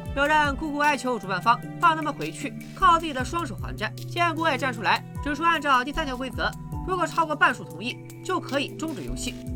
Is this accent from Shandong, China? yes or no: yes; Qingdao, Shandong, China; 当年我在青岛市城阳街道赛区横扫千军，未逢敌手，